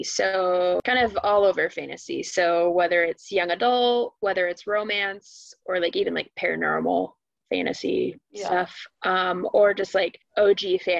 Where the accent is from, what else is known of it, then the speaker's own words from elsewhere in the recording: Arizona, United States; now in St. Louis, United States; Also born and raised in Arizona. So we're both from Arizona.